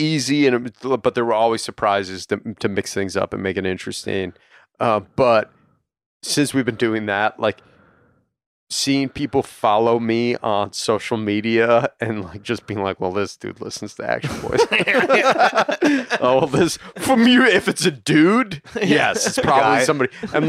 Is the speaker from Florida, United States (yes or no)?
no; Long Island, New York, United States; Yo, John, I'm also from Long Island.